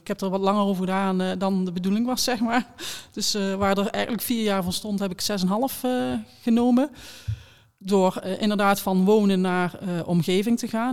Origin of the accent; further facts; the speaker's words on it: Beers, North Brabant, Netherlands; moved away; waar ik vandaan kom. Ehm, Beers, kleine gemeente in, in Noord-Brabant